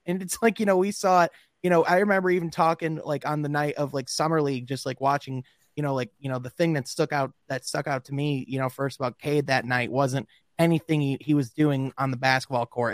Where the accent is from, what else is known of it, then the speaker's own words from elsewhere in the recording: Grand Rapids, Michigan, United States; there's a big city in, in, uh, Michigan called Grand Rapids. That's where I'm